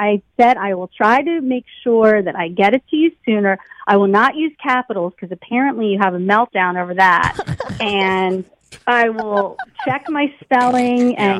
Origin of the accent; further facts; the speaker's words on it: Baltimore, Maryland, United States; moved away; No, I'm from Maryland.